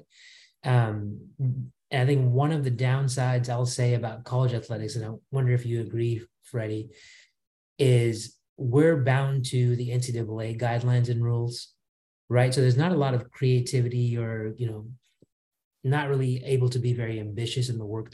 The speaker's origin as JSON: {"language": "English", "area": "Bay Area", "region": "California", "country": "United States", "tie": "born or raised there", "said": "I grew up in the Bay Area, went to Santa Clara University, and then went to Berkeley Law School."}